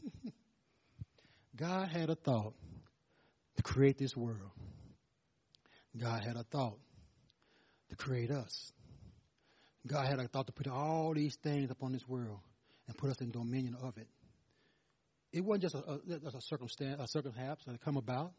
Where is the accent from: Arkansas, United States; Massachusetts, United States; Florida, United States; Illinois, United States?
Arkansas, United States; Louisville; I'm from Louisville, Arkansas. My daddy was a pastor